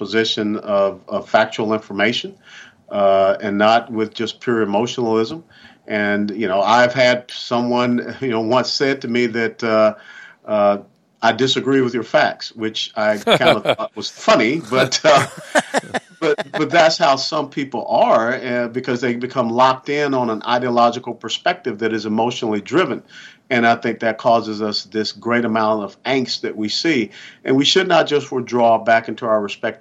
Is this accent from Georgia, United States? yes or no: yes; Atlanta, Georgia, United States; I grew up in Atlanta, Georgia.